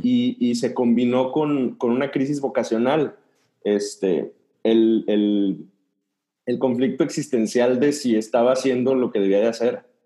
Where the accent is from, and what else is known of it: Dolores Hidalgo, Guanajuato, Mexico; born or raised there; moved away as an adult; also born or lived in Nuevo Laredo, Tamaulipas / Querétaro; now in Monterrey, Mexico